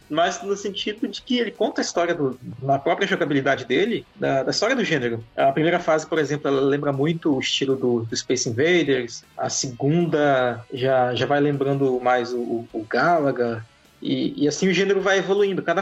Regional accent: Amazonas, Brazil; parece com a minha terra. Parece ali com os arredores de Terfé esse cenário.

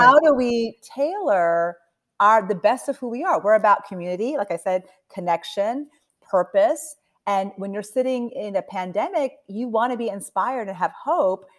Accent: Delaware, United States; also born or lived in New Jersey; I was born in New Jersey. I grew up in Delaware

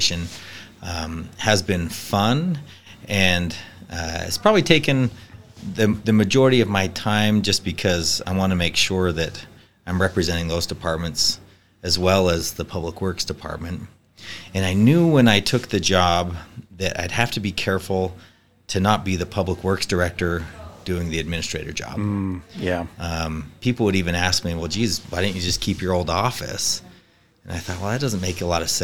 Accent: Riverton, Utah, United States; now in Riverton, Wyoming, United States; I'm from Riverton, Utah

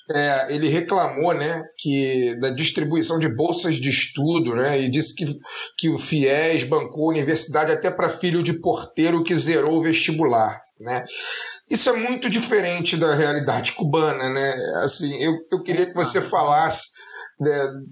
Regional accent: Brazil; nós, como brasileiros

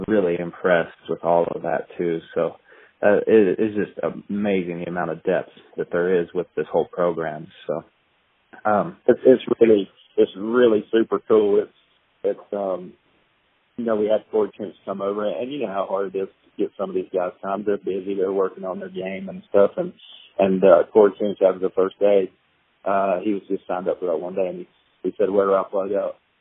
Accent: North Carolina, United States; growing up in North Carolina

